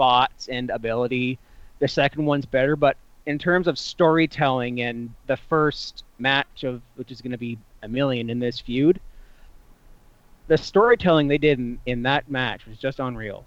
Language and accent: English; Cannington, Ontario, Canada; moved away; my hometown, which is like, you know, I don't live in my hometown now. It's Cannington.